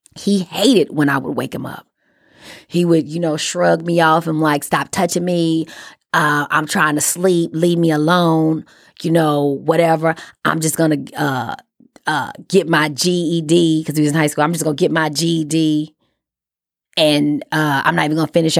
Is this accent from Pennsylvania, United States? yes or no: no; Chicago, Illinois, United States; moved away; I'm from Chicago